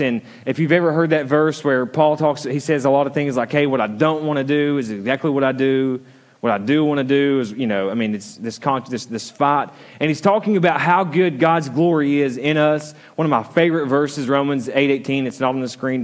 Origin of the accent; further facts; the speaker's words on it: the South, United States; I'm from the South